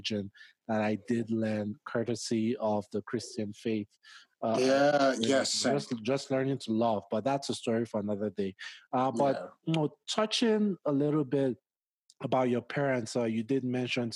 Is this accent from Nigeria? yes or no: yes; Nigeria; now in United States; growing up in Nigeria is extremely conservative